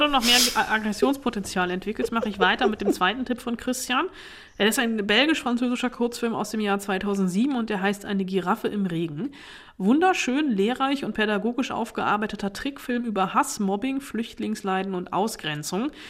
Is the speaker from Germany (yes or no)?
yes; Germany; bei uns in Deutschland